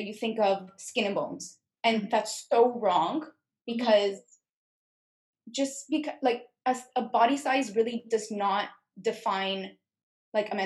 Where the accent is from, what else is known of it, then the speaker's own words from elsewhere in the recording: Montreal, Quebec, Canada; I'm 21 years old, born and raised in Montreal